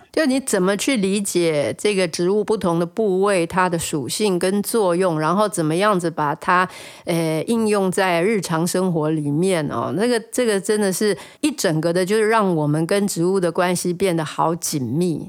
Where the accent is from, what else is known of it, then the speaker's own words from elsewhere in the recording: Taiwan; moved away; also born or lived in Netherlands; 我们台湾人在用肉豆蔻上面比较不是那么熟悉